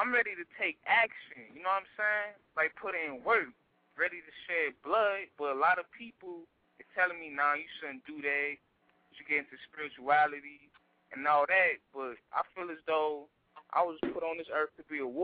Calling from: Chicago, Illinois, United States; I'm calling from Chicago

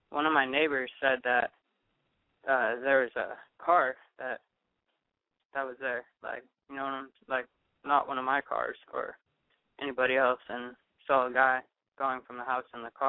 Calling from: Oakland, California, United States; I'm actually 22. I'm calling from Oakland.

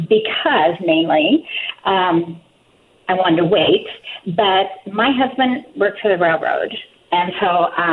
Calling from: Pacific Northwest, United States; Hi, I am …. And I am from the Pacific Northwest, and I have never seen Bigfoot.

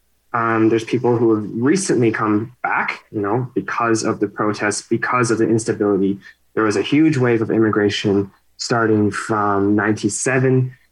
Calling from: West Coast, Canada; So, I'm calling in from the West Coast

